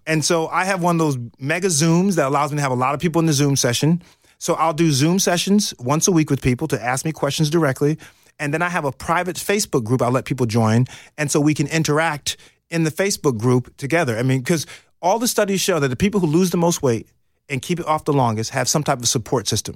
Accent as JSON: {"language": "English", "region": "New York", "country": "United States", "moved": "yes", "said": "I'm from New York"}